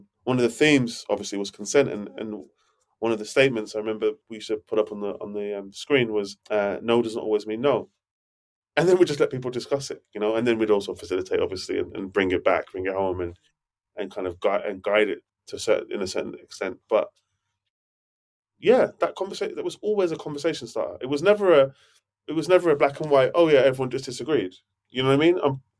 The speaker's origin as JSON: {"language": "English", "country": "Jamaica", "said": "I think there's things I bring to the table as a Jamaican black man too."}